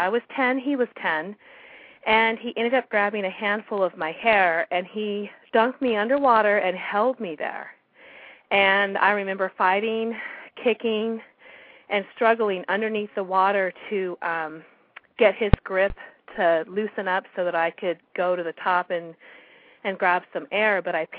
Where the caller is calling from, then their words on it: California, United States; I'm calling from California.